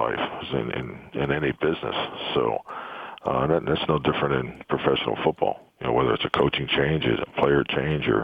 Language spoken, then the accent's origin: English; Pittsburgh, Pennsylvania, United States; moved away; growing up in Pittsburgh